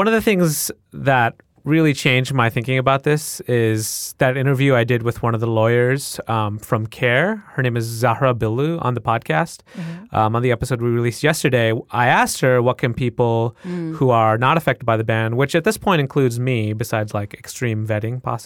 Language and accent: English; United States; first language English; I'm experiencing as a U.S.-born person who speaks English really well. It's my first language.